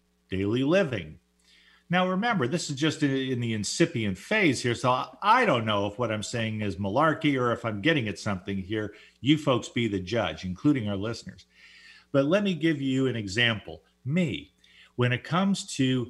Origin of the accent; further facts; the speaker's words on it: Orange County, California, United States; I grew up in Orange County, California